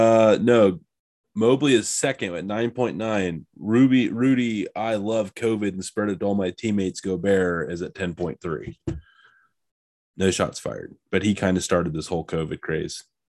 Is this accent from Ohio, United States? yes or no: yes; half hour south of Canton, Ohio, United States; Half hour south of Canton. Amish country.